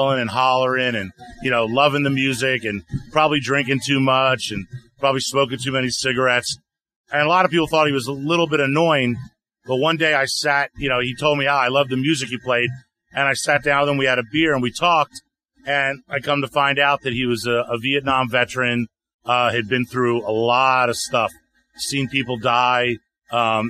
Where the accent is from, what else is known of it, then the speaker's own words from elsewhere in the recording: Atlanta, Georgia, United States; my best friend, his name was Les, growing up in Atlanta